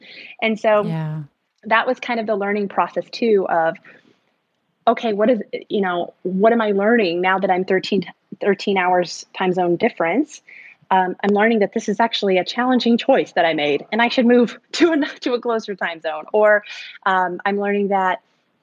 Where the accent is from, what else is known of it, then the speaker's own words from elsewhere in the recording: Arkansas, United States; also born or lived in San Antonio, Texas; the way I grew up was I was born in Texas in a very large city. I was born in San Antonio, but then my dad built a business and retired and moved us to a very small town, basically a farm in Arkansas. And so from those social developmental years of being a teen, I lived in the woods